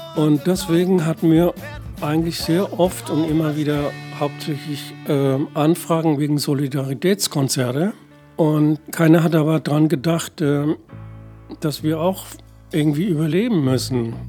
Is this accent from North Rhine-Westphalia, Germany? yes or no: no; Würzburg, Bavaria, Germany; moved away; also born or lived in Berlin; Also ich komme aus Würzburg und äh, bin da in einem fränkischen Dorf bei Würzburg aufgewachsen